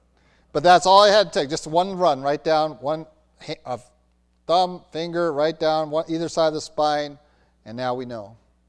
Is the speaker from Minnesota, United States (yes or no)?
yes; Minnesota, United States; If you've ever seen butchers come out to a flock, and I've seen that growing up in Minnesota